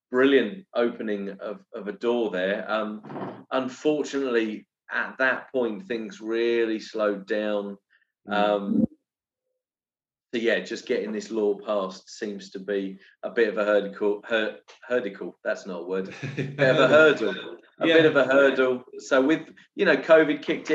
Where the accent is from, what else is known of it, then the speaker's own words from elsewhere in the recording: England, United Kingdom; now in Brazil; me and Andy have this challenge of being English